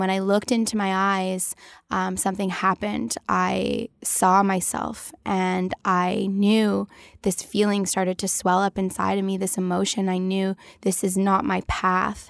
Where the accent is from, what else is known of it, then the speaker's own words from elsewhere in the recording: Toronto, Ontario, Canada; I grew up in Toronto